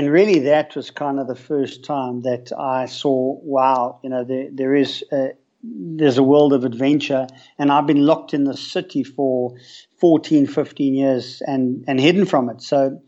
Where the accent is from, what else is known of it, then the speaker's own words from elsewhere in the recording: Johannesburg, Gauteng, South Africa; I'm sitting in a leafy suburb on the west side of Johannesburg in South Africa. And this has been pretty much my home for the better part of almost 49 years